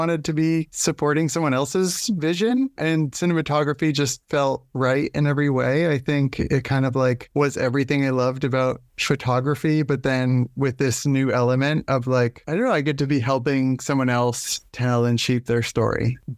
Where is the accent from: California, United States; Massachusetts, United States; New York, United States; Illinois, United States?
Massachusetts, United States; Nantucket; I grew up on Nantucket Island and there was not, filmmaking was not anything on my radar for quite a long time.